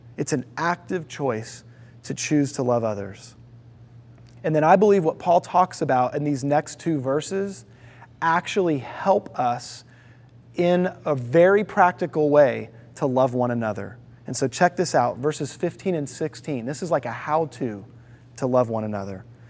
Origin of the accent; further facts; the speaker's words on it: Houston, Texas, United States; also born or lived in Toledo, Ohio; I was born in Toledo, Ohio, but before I was a year old, my dad got a job in the southwest side of Houston. And so we moved there